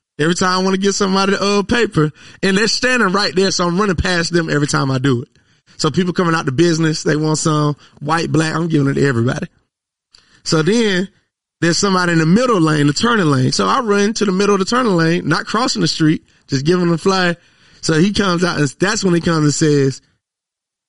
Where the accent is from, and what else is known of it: Monroe, United States; born or raised there; moved away as an adult; now in Atlanta, United States